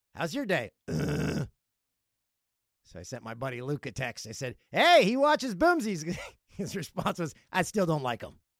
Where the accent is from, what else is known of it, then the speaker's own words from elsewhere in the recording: Peterborough, Ontario, Canada; My hometown, number sixteen on the list, Peterborough